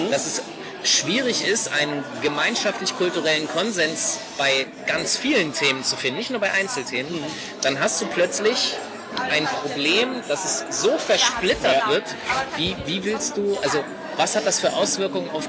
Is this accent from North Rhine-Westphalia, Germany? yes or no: no; Hanover, Lower Saxony, Germany; Aus Hannover.